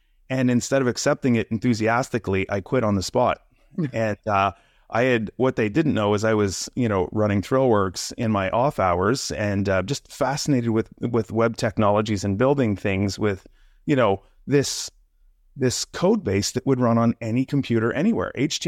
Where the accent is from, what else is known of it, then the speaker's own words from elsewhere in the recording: Quebec, Canada; now in Toronto, Canada; I live in the Toronto area right now, but I grew up in the Quebec area in Canada. Here, really small little town.